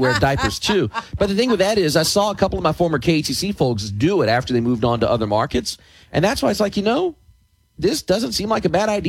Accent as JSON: {"language": "English", "region": "New Jersey", "country": "United States", "said": "I'm from New Jersey. We don't see goats."}